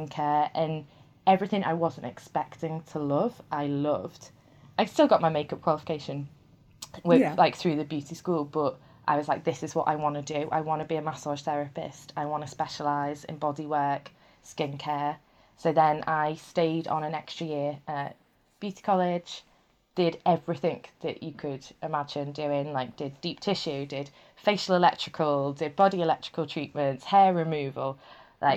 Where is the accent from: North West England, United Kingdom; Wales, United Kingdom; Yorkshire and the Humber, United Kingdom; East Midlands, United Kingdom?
North West England, United Kingdom; Liverpool; moved away; I'm from Liverpool originally. So I lived in a place called Crosby and we had a coast front there